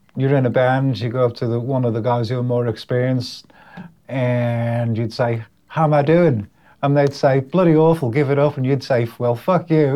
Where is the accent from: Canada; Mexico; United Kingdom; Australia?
United Kingdom; Liverpool, North West England; moved away; It was the area of Liverpool that I grew up in was called Everton